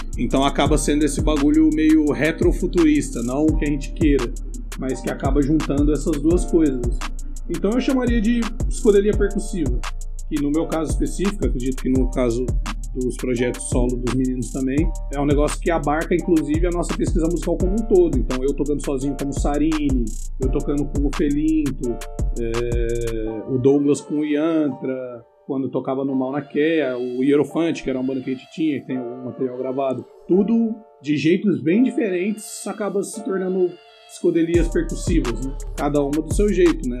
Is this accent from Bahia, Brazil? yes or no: no; interior of São Paulo, Brazil; now in São Paulo, Brazil; Eu sou do interior de São Paulo, na verdade, mas eu moro em São Paulo faz uns 10 anos